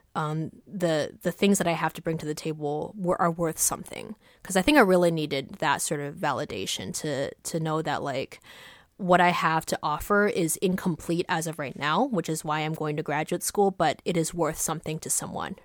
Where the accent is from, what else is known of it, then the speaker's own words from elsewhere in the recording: East Coast, United States; I grew up on the East Coast